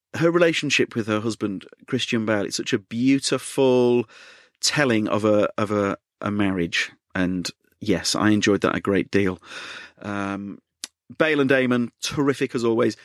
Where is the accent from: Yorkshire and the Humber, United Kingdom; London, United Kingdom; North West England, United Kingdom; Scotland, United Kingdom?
Yorkshire and the Humber, United Kingdom; as a Yorkshireman